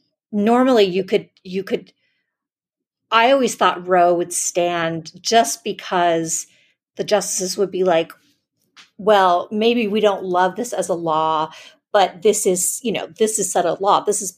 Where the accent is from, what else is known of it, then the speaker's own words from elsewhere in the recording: Florida, United States; I grew up in South Florida, I was going to college.